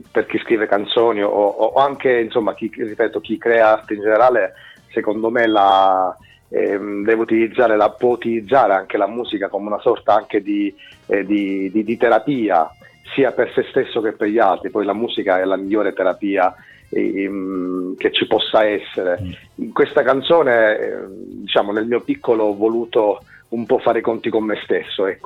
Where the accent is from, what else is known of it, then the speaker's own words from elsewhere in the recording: Sicily, Italy; now in Milan, Italy; io sono siciliano, ma eh, diciamo che da un po'